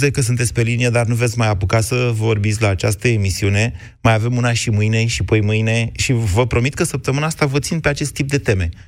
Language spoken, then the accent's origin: Romanian; Romania; sunt din România.